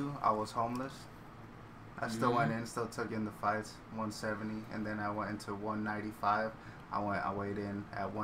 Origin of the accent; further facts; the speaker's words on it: Maricopa, Arizona, United States; also born or lived in Mesa, Arizona / Texas; I was born in Maricopa City, lived in Mesa, kept on going back from Mesa and Texas